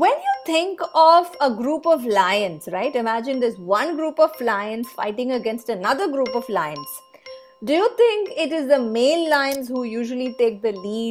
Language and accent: English; India; from India